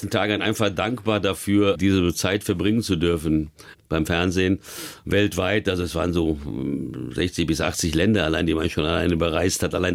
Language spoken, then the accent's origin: German; Wiesbaden, Hesse, Germany; Zweimal ein Drittligaspiel, einmal in meiner Heimatstadt Wiesbaden, einmal bei Bekannten und Freunden im Emsland, da war ich in Meppen.